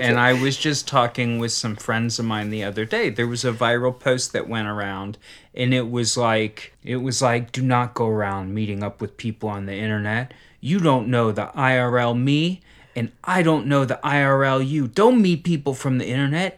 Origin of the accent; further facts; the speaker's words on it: Cincinnati, Ohio, United States; where I grew up in Cincinnati